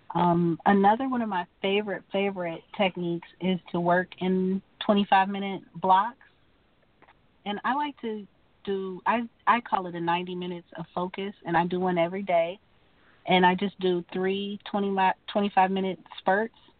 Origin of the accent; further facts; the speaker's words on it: Atlanta, Georgia, United States; moved away as an adult; also born or lived in Wichita, Kansas; now in Kansas, United States; I'm from Wichita, Kansas, but I grew up in Atlanta, Georgia